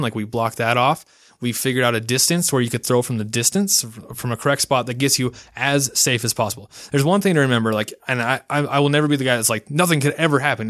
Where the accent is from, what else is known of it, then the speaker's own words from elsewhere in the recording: Ogden, Utah, United States; also born or lived in Logan, Utah; home is Utah. I was born in Logan, Utah. Lived there for, like, two years of my life as a baby, and then was moved into, uh, Weber in Davis County. And so I've lived in Ogden most of my life